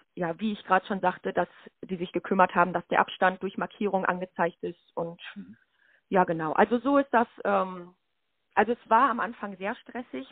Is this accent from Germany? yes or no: yes; Lüdenscheid, North Rhine-Westphalia, Germany; also born or lived in Schalksmühle / Meinerzhagen; Ich bin 23 Jahre alt, geboren in Lüdenscheid